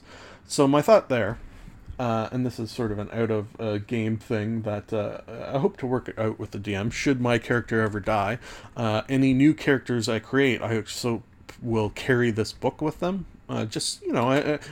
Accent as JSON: {"language": "English", "country": "Canada", "said": "as a Canadian"}